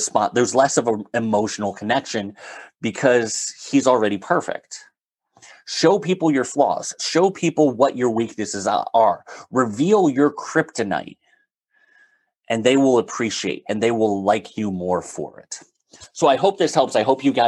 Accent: Northeast, United States; I'm from the Northeast

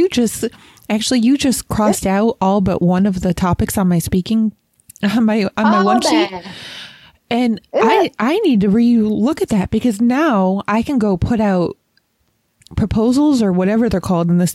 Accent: Rochester, New York, United States; I grew up in Rochester, New York, which is really close to Canada

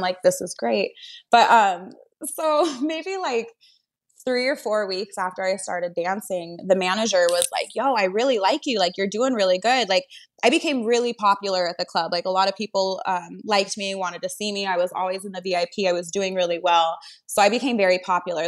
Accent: Washington, United States; moved away; I'm from Washington State, so I had like Washington raised me

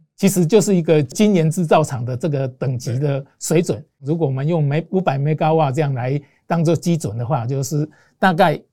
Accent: Taiwan; 我们是在台湾成立的公司，股东都是台湾人，对。就是由我们台湾人来自己出资

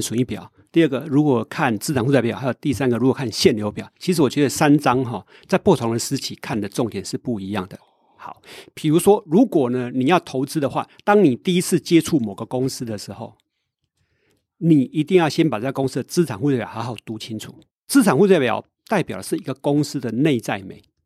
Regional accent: Taiwan; 我是一个台湾人呢，我不是美国人

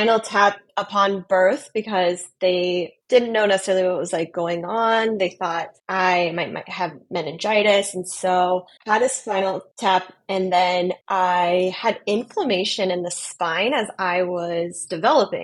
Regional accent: Montana, United States; moved away as an adult; also born or lived in Los Angeles, United States / Metro Detroit, Michigan, United States; now in Detroit, United States; I am originally from Montana, born and raised in Montana

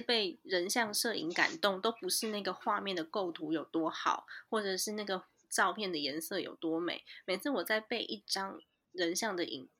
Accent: Taiwan; also born or lived in United States; 我从小就在台湾长大，我只有念书的时候去美国而已

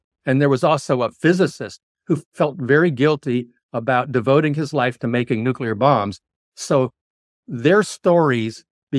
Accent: Jacksonville, Florida, United States; It's going to screen at the Jacksonville Film Festival in April, which is where I grew up. That's nice, my hometown.

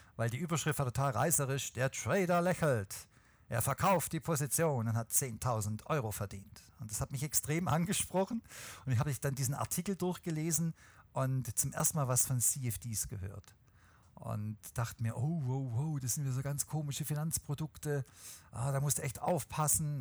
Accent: Swabia, Germany; außerdem bin ich Schwabe

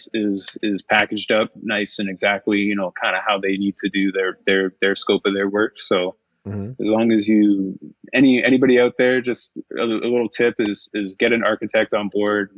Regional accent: Cambridge, Ontario, Canada; I'm born and raised in Cambridge. So I grew up a couple blocks from where the brewery is located.

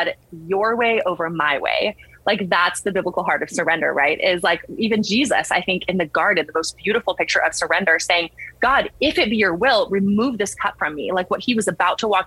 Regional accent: San Antonio, Texas, United States; I'm from San Antonio

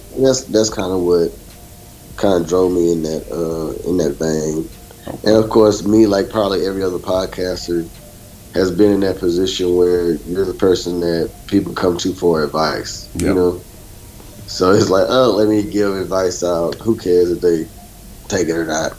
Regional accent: Beaumont, Texas, United States; moved away as an adult; also born or lived in Chicago; I'm actually from Beaumont, Texas. I'm not from the Midwest. I'm from uh, Southeast Texas

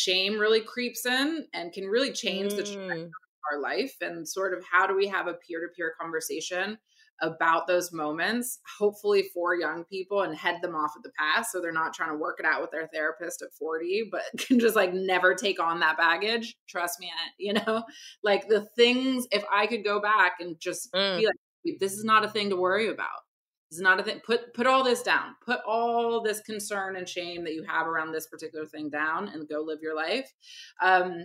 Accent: Barbados; my family's from the Caribbean, I'm from Barbados.

